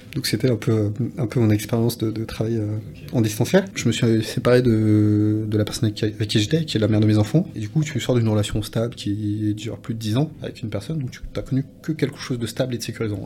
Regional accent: French Guiana; chez nous en Guyane

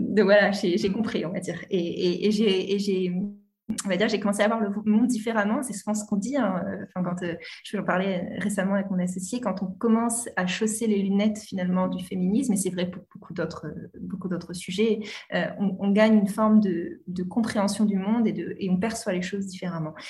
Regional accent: Normandy, France; j'ai passé mon enfance en Normandie

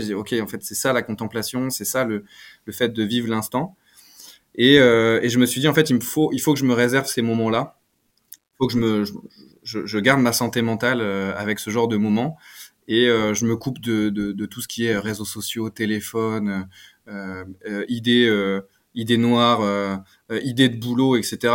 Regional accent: Picardy, Hauts-de-France, France; Je viens de Picardie.

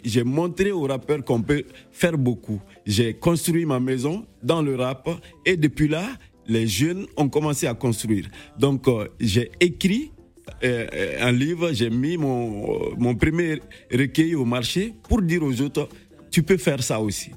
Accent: Mali; also born or lived in Mounana, Gabon; je suis sorti à l'âge de 6 ans. Je suis venu au Mali

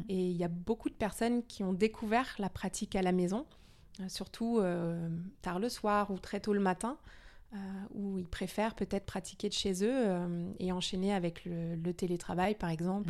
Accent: Denmark; moved away; je suis danoise à moitié. D'accord. Donc je suis née au Danemark

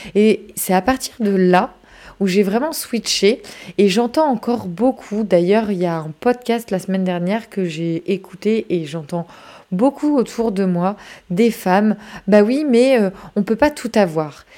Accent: France; chez nous en France

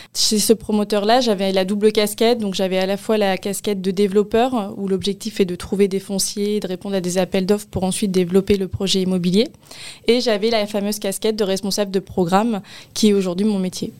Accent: Paris region, Île-de-France, France; moved away; je suis originaire de la région, euh, parisienne, où j'y ai passé, euh, quelques années. Et après, mes parents ont pris le cap, euh, vers l'ouest.

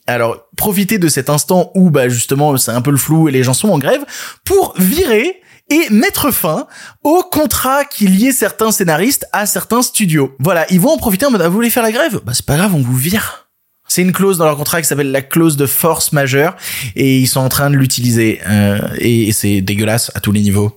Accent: France; chez nous en France

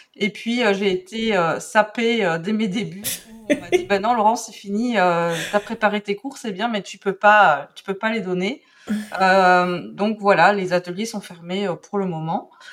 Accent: Belgium; accent: Belgian; je suis belge, donc j'ai un accent un petit peu euh, différent.

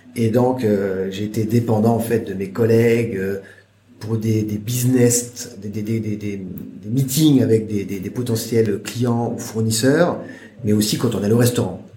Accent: France; moved away as an adult; now in China; j'ai quitté la France

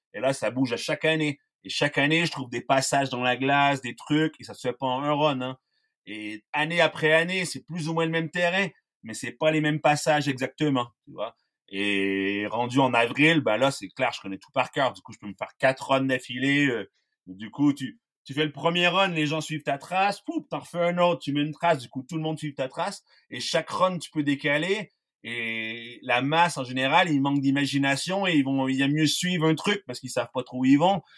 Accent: Quebec, Canada; moved away as an adult; now in La Grave, France; je viens du Québec

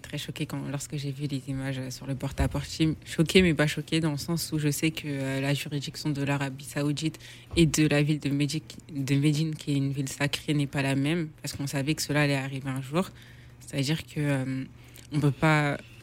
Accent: Guinea; je suis guinéenne et je suis musulmane

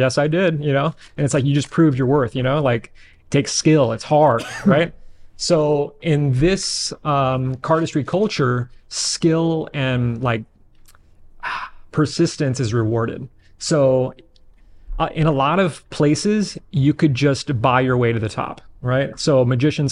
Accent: Bay Area, California, United States; I'm from the Bay Area, 37.

